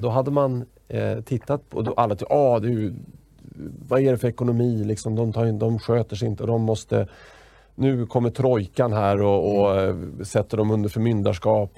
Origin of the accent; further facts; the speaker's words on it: Sweden; som svensk då på 80-talet och, och liten mm. grabb